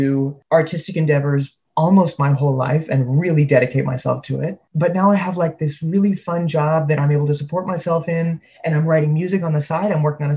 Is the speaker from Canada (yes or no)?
yes; Canada; also born or lived in United States; I'm from the States, but I was raised in Canada